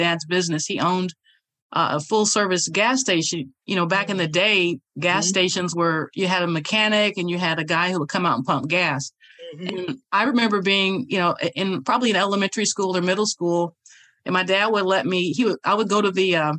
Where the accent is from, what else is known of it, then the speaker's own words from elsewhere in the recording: Indianapolis, Indiana, United States; now in Georgia, United States; I'm from Indianapolis, Indiana